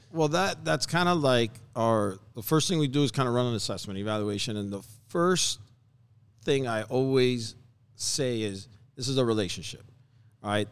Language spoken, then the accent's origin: English; Hialeah, Florida, United States; I was born and raised in Hialeah